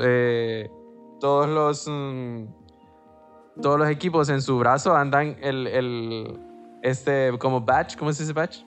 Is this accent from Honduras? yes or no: yes; Honduras; nosotros aquí en Honduras